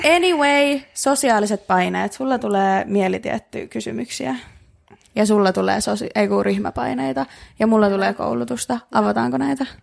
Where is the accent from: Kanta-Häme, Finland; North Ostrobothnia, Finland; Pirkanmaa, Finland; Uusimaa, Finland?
Uusimaa, Finland; Helsinki; me ollaan, no Helsingistä